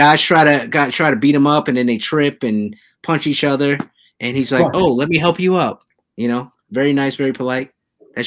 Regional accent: New York City, New York, United States; it takes place in my hometown

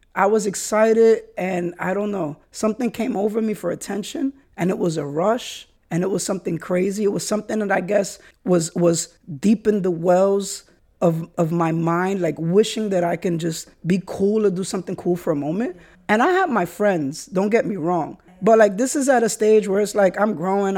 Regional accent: New York City, New York, United States; the ways that we were raised in the Bronx and New York City

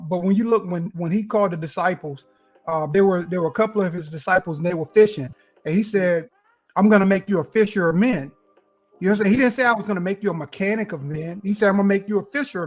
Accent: Kinston, North Carolina, United States; now in Wilmington, United States; I'm originally from Kinston, North Carolina. Currently, I live near Wilmington, North Carolina, near the beach

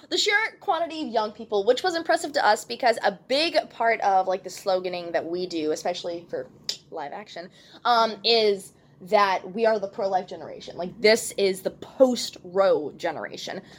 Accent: Texas, United States; I don't do well with the cold. I'm a Texan

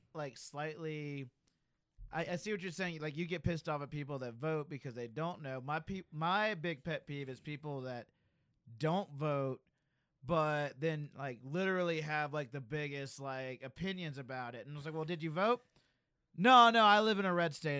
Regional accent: Alabama, United States; I live in a red state. I'm from Alabama

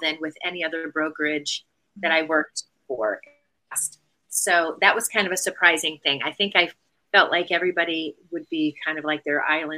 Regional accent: Connecticut, United States; moved away as an adult; now in Charleston, United States; I currently live in Charleston, South Carolina, and I am a native of Connecticut

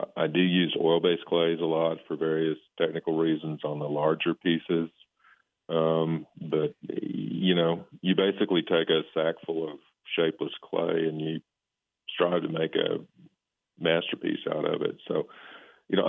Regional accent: Oklahoma, United States; moved away as an adult; I'm from Oklahoma.

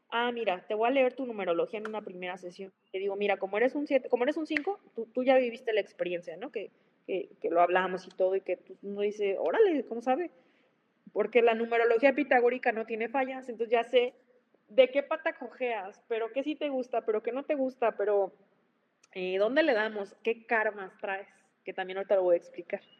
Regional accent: Chihuahua, Mexico; now in Michoacán, Mexico; yo crecí, mira, yo soy eh, chihuahuense, yo, yo, bueno, vivo en Michoacán, soy, una mezcla entre Chihuahua y Michoacán.

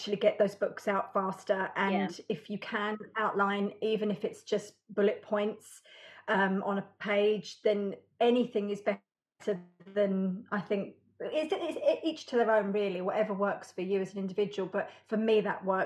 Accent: United Kingdom; I am British.

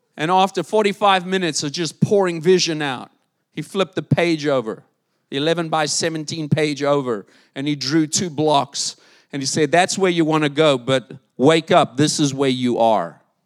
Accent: South Africa; moved away; South Africa, my home country

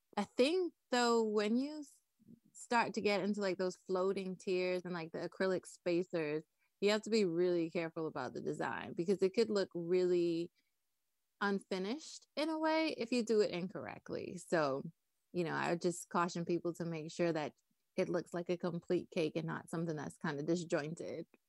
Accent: Nassau, New Providence, Bahamas; moved away as an adult; also born or lived in North Carolina; I was born and raised in Nassau, Bahamas

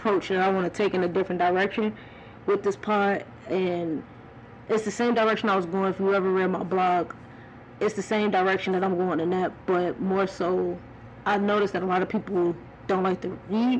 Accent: Cleveland, Ohio, United States; born there; Even though I was born in Cleveland and I didn't stay there that long, man, I was repping 216

